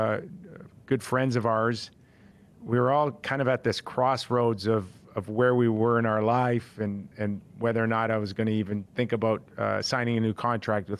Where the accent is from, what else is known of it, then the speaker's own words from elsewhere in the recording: Toronto, Ontario, Canada; You are in my hometown. I was born and raised in Toronto